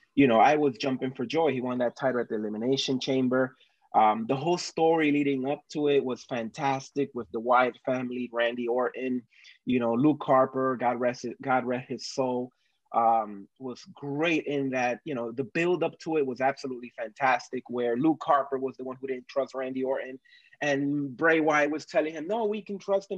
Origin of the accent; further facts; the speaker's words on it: Dominican Republic; moved away; I am originally from Dominican Republic.